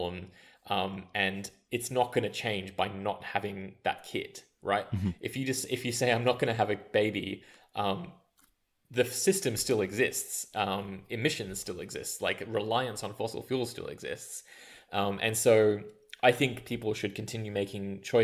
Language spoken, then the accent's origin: English; Australia; moved away as an adult; also born or lived in India; growing up in Australia